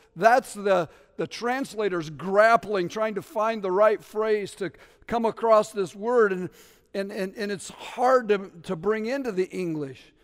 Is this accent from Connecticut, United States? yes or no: yes; New Haven, Connecticut, United States; I'm from New Haven